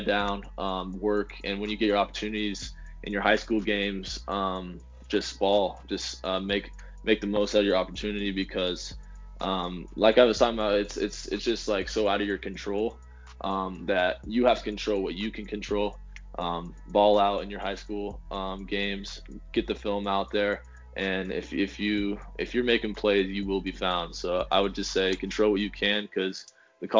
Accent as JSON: {"language": "English", "town": "Boulder", "region": "Colorado", "country": "United States", "tie": "born or raised there", "said": "at Boulder, in my hometown"}